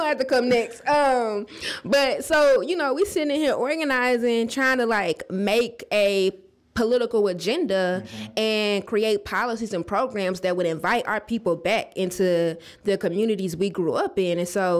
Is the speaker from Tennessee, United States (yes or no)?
yes; Nashville, Tennessee, United States; I'm from Nashville. I went to East Literature. Grew up in the Bordeaux area in Madison, and then went to undergrad at UT and law school in Memphis.